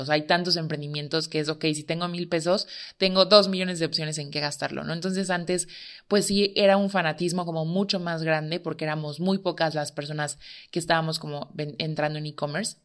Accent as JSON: {"language": "Spanish", "town": "Tehuacán", "region": "Puebla", "country": "Mexico", "said": "soy de Tehuacán"}